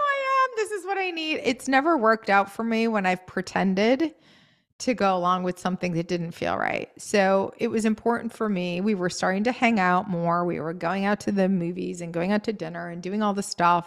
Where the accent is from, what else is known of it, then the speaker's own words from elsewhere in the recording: New England, United States; moved away; also born or lived in Maine; I grew up in New England